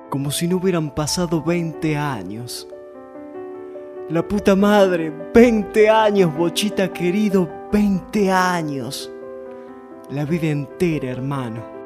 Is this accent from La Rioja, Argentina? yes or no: no; Almafuerte, Córdoba, Argentina; mi pueblo, Almafuerte